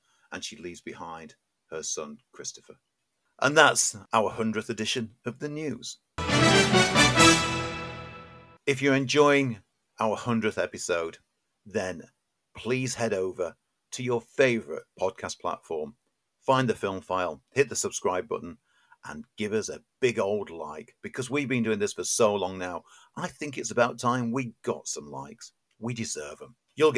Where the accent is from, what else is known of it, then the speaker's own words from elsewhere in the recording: Sheffield, Yorkshire and the Humber, United Kingdom; I grew up in Sheffield